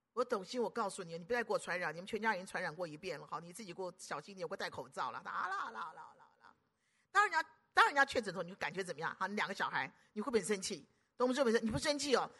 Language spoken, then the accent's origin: Chinese; Taiwan; 我是，我是台湾本土的